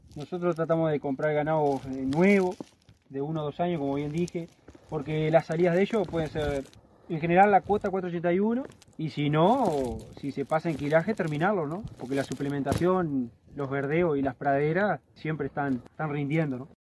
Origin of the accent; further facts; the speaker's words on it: San José, Uruguay; soy de acá de San José, natal